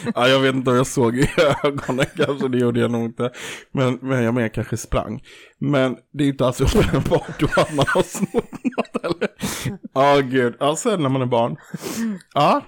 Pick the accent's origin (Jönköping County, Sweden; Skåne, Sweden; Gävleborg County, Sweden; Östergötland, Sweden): Jönköping County, Sweden; Kaxholmen; sen har jag också i min barndom stulit på ICA i Kaxholmen